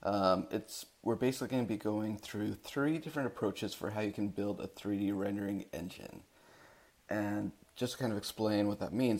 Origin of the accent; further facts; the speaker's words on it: Salt Lake City, Utah, United States; moved away as an adult; now in Seattle, United States; I'm originally from Salt Lake City, Utah.